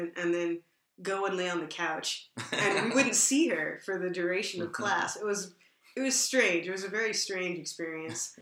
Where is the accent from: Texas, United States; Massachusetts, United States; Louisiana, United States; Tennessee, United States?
Texas, United States; moved away; also born or lived in Bay Area, California; I went to school in the Bay Area, and I'm actually from Texas